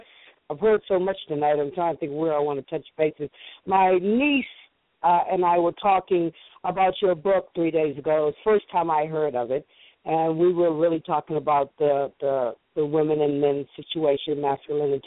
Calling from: Maryland, United States; I'm calling from Maryland.

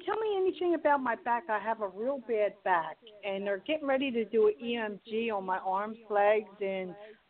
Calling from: Pennsylvania, United States

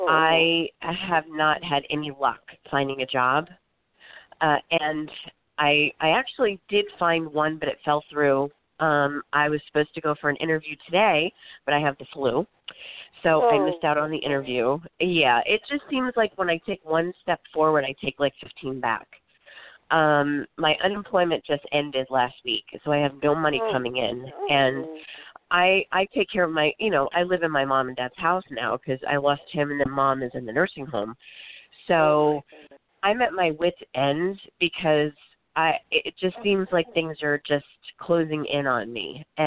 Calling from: Florida, United States; I'm actually calling from Florida.

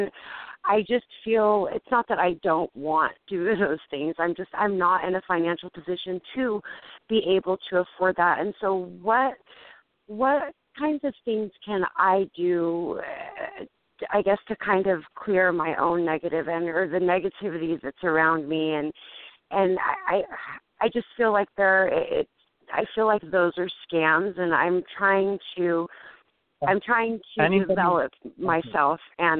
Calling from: California, United States; I'm calling out of out of California.

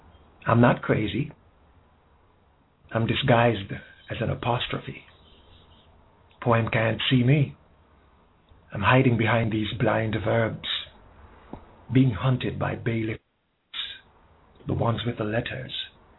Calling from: Jamaica

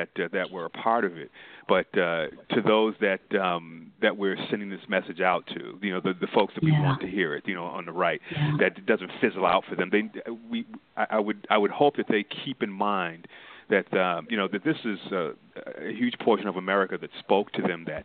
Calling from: Windsor Mill, Maryland, United States; I'm calling from Windsor Mill, Maryland

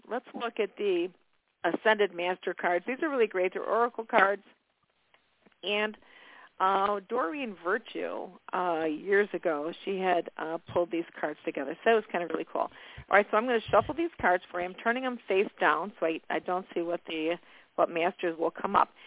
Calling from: Miami, Florida, United States; I'm calling from Miami.

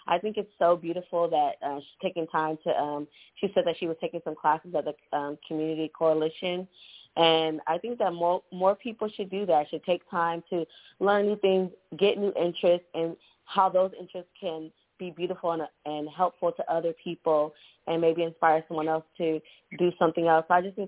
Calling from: Texas, United States; Texas. Calling from Texas.

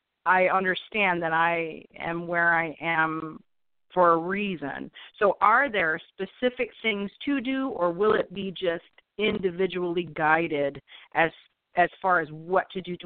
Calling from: Southeast Michigan, United States; I'm calling from Southeast Michigan in the U.S.

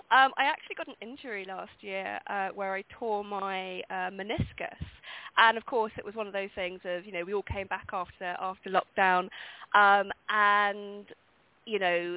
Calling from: London, United Kingdom; I'm in London.

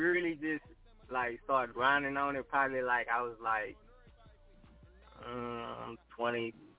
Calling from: Houston, Texas, United States; I'm calling from Houston, Texas, Southwest Side to be exact.

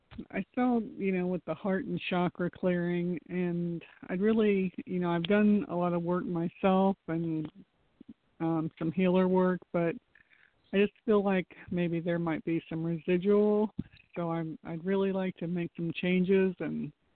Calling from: Florida, United States; from Florida.

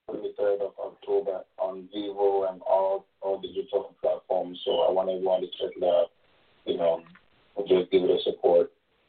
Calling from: Toronto, Ontario, Canada; Toronto, Canada.

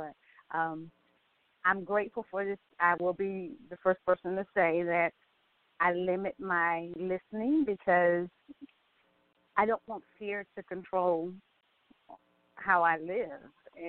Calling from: Atlanta, Georgia, United States; I'm calling from Atlanta, Georgia, and I work for the state.

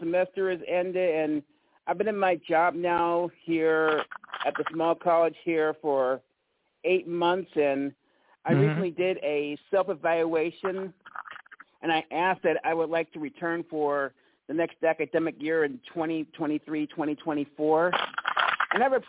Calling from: Holly Springs, Mississippi, United States; from Holly Springs, Mississippi.

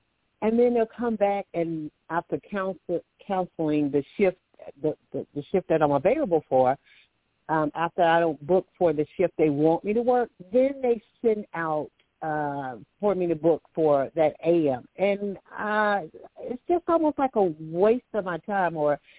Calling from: Alabama, United States; calling from Alabama.

